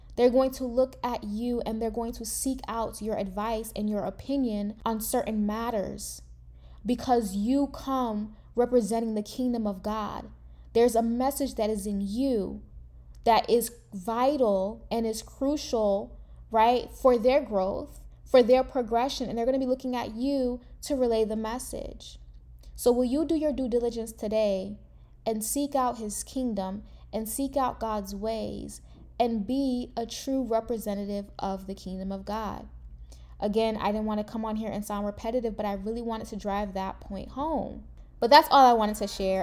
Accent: United States; I am a first generation American, meaning that I, from my family, is the first one actually born in the United States

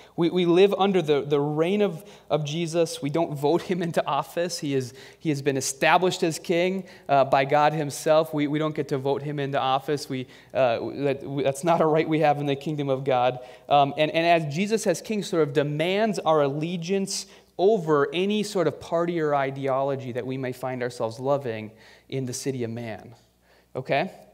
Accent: United States; our love of being an American

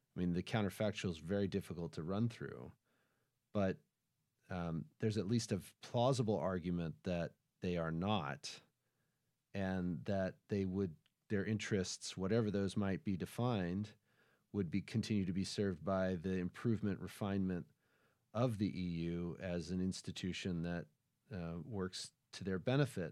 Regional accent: United States; we, in the United States

